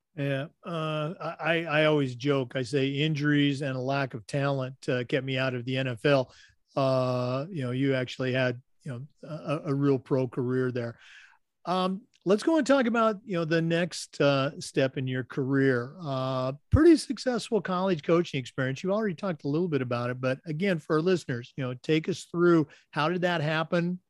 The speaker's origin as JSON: {"language": "English", "region": "Oregon", "country": "United States", "tie": "born or raised there", "said": "I was born and raised in Oregon"}